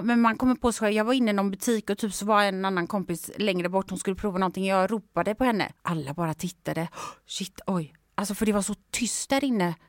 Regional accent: Sweden; jag var från Sverige

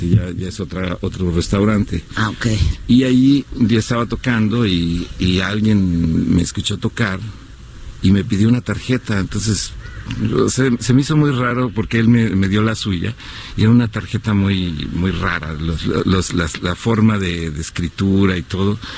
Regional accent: San Luis Potosí, Mexico; Sí, soy de San Luis Potosí cuando era niño hicieron una convocatoria para un grupo

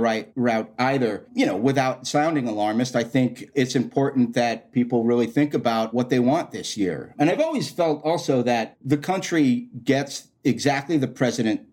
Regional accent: Florida, United States; also born or lived in New York; I was born in New York, but I grew up down in Florida

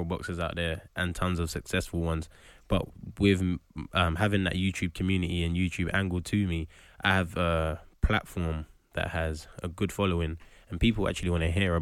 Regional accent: London, United Kingdom; also born or lived in Hackney; I was born in Hackney and moved to Tottenham when I was eight years old

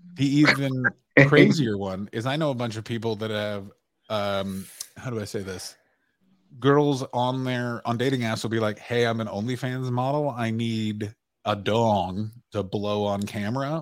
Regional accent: Ottawa, Ontario, Canada; my hometown of Ottawa, Ontario, Canada

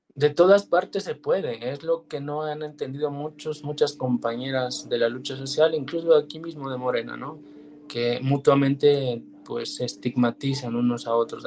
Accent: Mexico; nuestro país

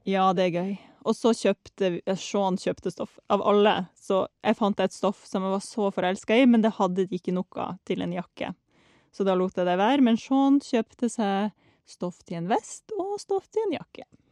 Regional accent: Norway; vi kommer fra Norge.

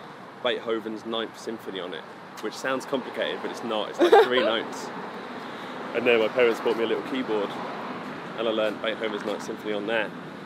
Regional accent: Towcester, East Midlands, United Kingdom; also born or lived in Luton / St Albans; I'm from the Midlands.

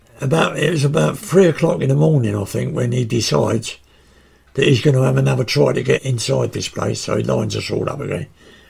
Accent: United Kingdom; I just felt ashamed of being British.

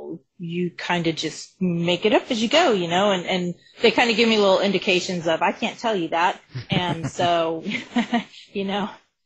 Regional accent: Colorado, United States; I'm from Colorado

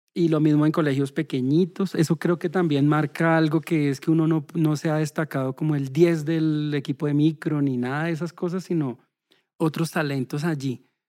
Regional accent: Bogotá, Colombia; nací en Bogotá, soy el segundo de cuatro hermanos

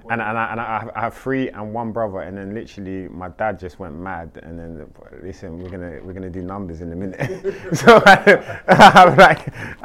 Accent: London, United Kingdom; I'm from South London, Clapham Junction, Battersea

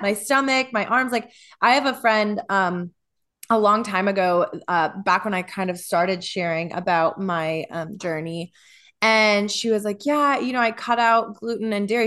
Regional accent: Midwest, United States; growing up in the Midwest

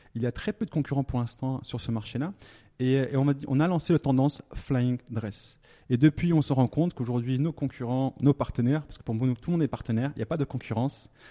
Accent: Thonon-les-Bains, Auvergne-Rhône-Alpes, France; moved away as an adult; also born or lived in Lyon; now in Dubai, United Arab Emirates; je suis né en France, à Tonon-les-Bains, en Haute-Savoie

